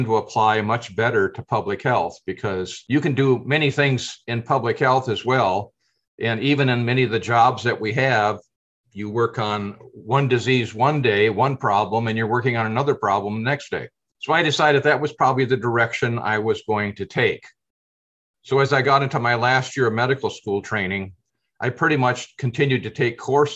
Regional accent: Decorah, Iowa, United States; also born or lived in Dubuque, Iowa; I've lived in Iowa my entire lifetime. I was born in Northeast Iowa in the Decorah, Iowa area, and went to high school in that area as well

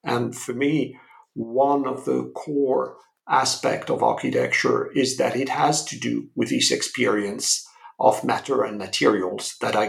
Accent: France; English is a second language; moved away as an adult; now in United States; as you may gather from my accent, I come from Europe, from France.

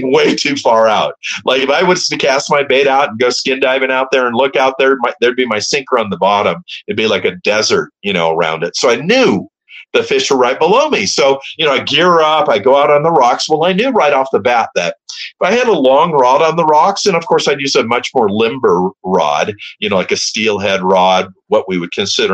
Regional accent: Redondo Beach, California, United States; I grew up in Redondo

